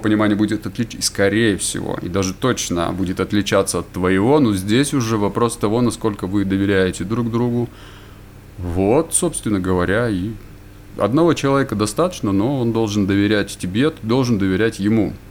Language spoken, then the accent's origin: Russian; Yekaterinburg, Sverdlovsk Oblast, Russia; moved away as an adult; now in Vanadzor, Armenia; родился я в городе Екатеринбурге, там же и жил